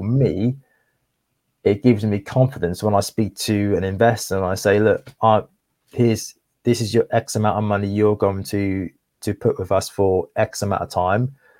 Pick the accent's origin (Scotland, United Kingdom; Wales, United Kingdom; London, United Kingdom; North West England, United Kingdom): Wales, United Kingdom; Cardiff; moved away; also born or lived in Essex; 'cause I'm actually from Cardiff, like, originally, um, well, I was born in Cardiff, and I moved over to Essex